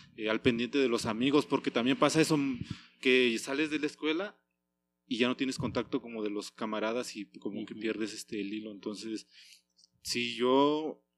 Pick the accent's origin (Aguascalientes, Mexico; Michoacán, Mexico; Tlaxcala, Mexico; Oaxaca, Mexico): Oaxaca, Mexico; moved away as an adult; now in Morelia, Mexico; yo soy oriundo de Oaxaca